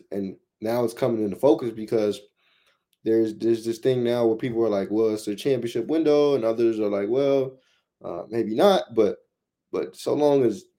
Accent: Omaha, Nebraska, United States; now in Oklahoma City, United States; Like, I came from Omaha, right? So OKC kind of feels like Omaha, but you just throw an NBA team into the mix.

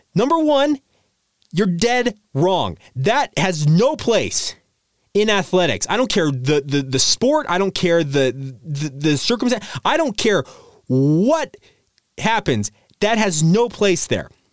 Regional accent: Orem, Utah, United States; I grew up in Orem, Utah

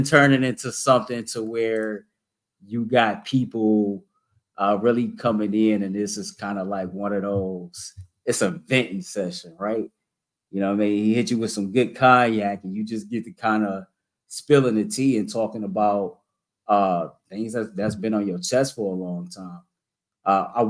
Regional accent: Cleveland, Ohio, United States; I'm from Cleveland. We both from this area

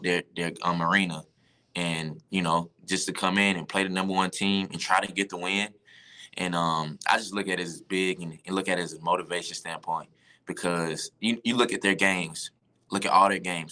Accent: Georgia, United States; I'm from Georgia

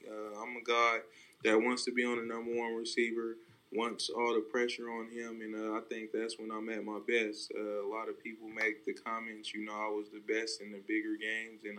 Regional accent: Stockton, California, United States; I'm I'm from Stockton, California. You know, it's not the it's not the you know best city. Uh, it's very rough, and uh, you you got you you, you learn to, to develop some tough skin

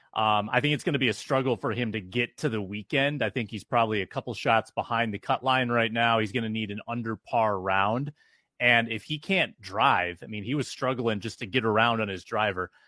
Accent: Sioux Falls, South Dakota, United States; also born or lived in Duluth, Minnesota; Sioux Falls, which is basically where I grew up as well mm-hmm. after I moved from Duluth

